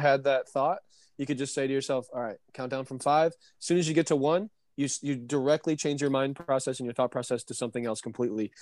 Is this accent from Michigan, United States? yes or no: yes; Michigan, United States; I'm from Michigan